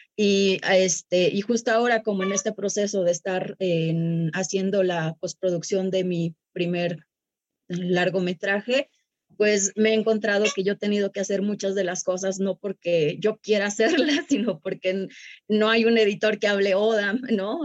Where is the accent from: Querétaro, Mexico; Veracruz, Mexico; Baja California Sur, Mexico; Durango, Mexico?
Durango, Mexico; Sierra Sur of; la Sierra Sur de Durango, que es de donde yo soy.